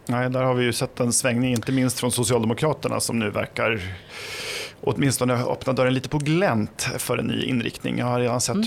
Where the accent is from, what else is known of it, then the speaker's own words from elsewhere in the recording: Flen, Södermanland, Sweden; jag kommer från Flen i Sörmland.